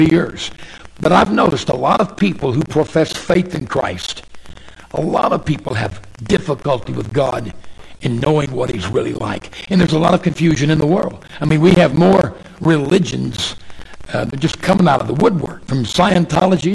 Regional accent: Arkansas, United States; also born or lived in Oklahoma / Texas; now in Dallas-Fort Worth, United States; I was born and raised in Arkansas.

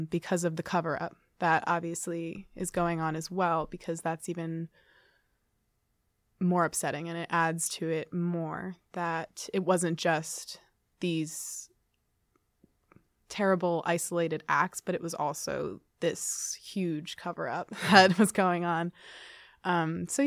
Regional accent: Poughkeepsie, New York, United States; moved away as an adult; now in Ithaca, United States; I'm from Poughkeepsie, New York

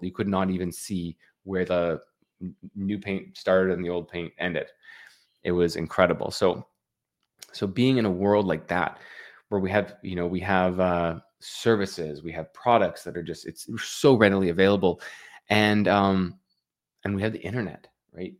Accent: Canada; I'm from Canada.

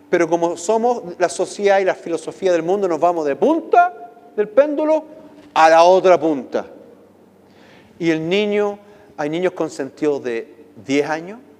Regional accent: United States; ustedes saben que viví, nací en Estados Unidos, viví muchos años allá

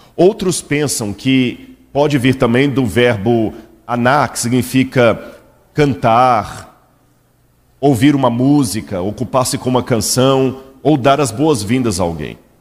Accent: Belo Horizonte, Minas Gerais, Brazil; Eu sou mineiro de Belo Horizonte

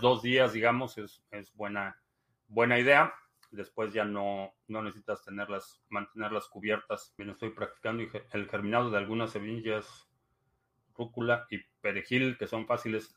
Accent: Mexico; now in United States; Me considero mexicano atípico

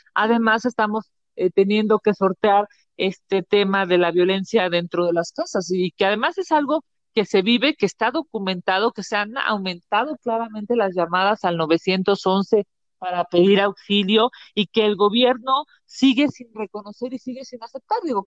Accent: Mexico; como mexicanos

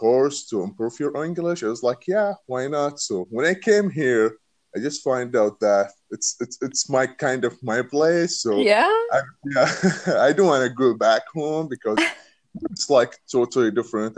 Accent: Saudi Arabia; English is a second language; moved away as an adult; now in United States; I'm from Saudi Arabia.

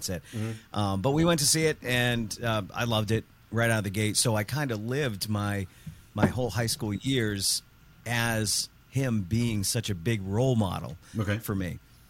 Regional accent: East Brookfield, Massachusetts, United States; growing up in East Brookfield, Mass.

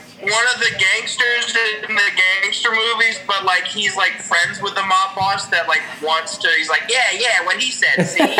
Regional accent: Orlando, Florida, United States; I'm from Orlando, Florida.

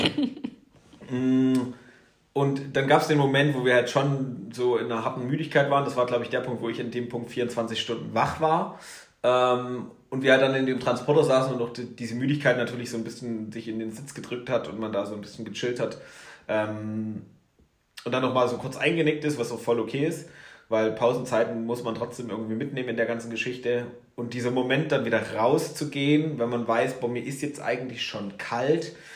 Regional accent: Erzgebirge, Saxony, Germany; now in Garmisch-Partenkirchen, Germany; im Erzgebirge bin ich groß geworden

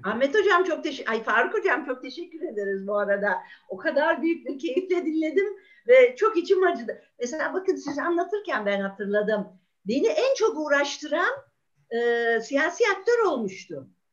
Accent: Ankara, Turkey; ben Ankaralıyım.

